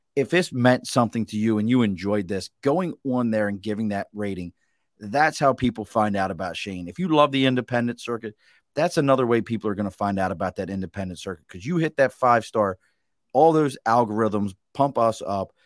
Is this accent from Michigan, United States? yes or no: no; Baltimore, Maryland, United States; now in Glens Falls area, New York, United States; where I grew up in Baltimore